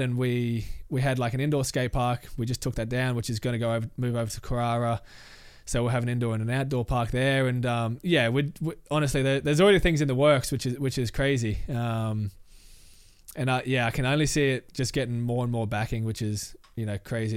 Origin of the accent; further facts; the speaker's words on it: Logan City, Queensland, Australia; I grew up in Logan City